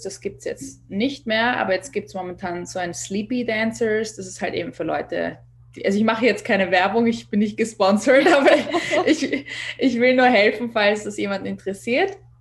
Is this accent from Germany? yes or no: no; Vienna, Austria; moved away as an adult; now in Los Angeles, United States; Ich bin ursprünglich aus Wien, geboren und aufgewachsen, bin halb Kubanerin